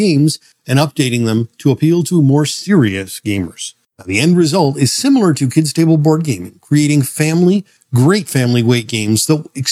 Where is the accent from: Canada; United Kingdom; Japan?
Canada; being Canadian